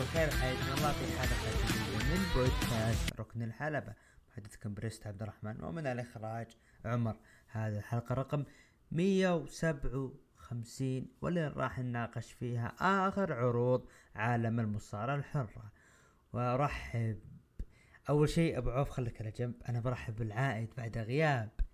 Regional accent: Saudi Arabia; عندنا بالسعوديه

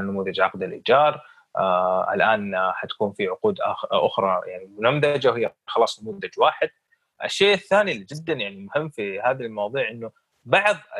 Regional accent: Saudi Arabia

